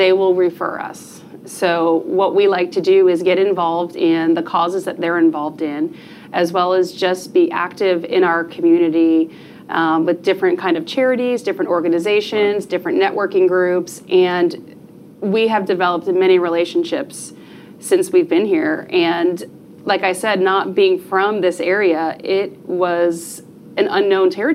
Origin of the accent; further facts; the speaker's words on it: New Jersey, United States; moved away as an adult; now in Rockwall, United States; I was born and raised in New Jersey and eventually made my way down here to Texas.